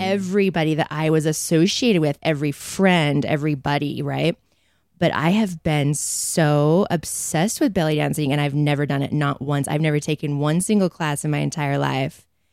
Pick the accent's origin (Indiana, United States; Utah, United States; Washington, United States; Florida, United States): Utah, United States; Provo; I grew up in Provo, not Mormon